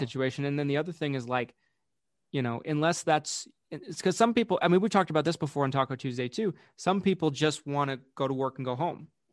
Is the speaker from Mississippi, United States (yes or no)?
no; Utah, United States; I was from Utah, I was from out of state